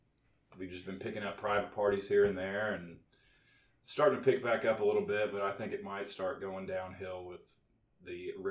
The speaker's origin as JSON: {"language": "English", "town": "Bedford", "region": "Indiana", "country": "United States", "said": "And I'm like, Bedford, Indiana."}